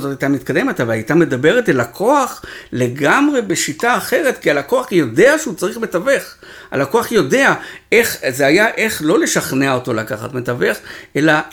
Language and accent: Hebrew; Israel; אנחנו ישראלים